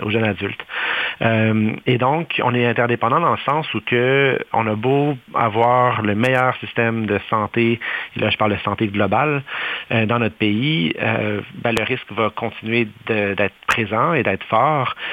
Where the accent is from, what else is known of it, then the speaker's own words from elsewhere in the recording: Canada; chez nous au Canada